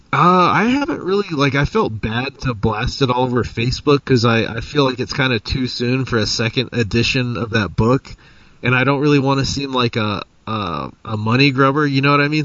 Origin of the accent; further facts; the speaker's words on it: Roswell, New Mexico, United States; I'm from Roswell, where the aliens crashed.